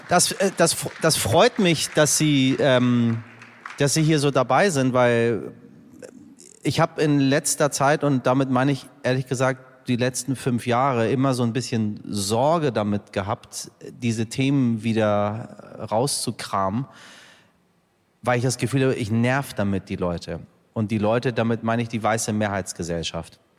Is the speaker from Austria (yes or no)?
no; Iran; es ist irgendwie immer kompliziert, dort durch die Grenze auch als Iraner zu kommen.